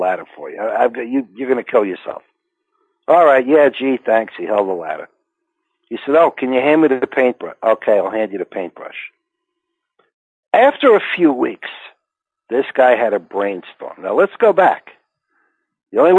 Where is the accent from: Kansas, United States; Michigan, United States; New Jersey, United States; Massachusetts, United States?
New Jersey, United States; Englewood; I grew up in Englewood, New Jersey.